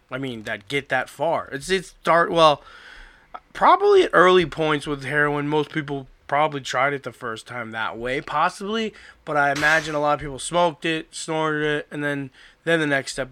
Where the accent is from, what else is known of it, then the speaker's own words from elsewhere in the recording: Florida, United States; I grew up in Florida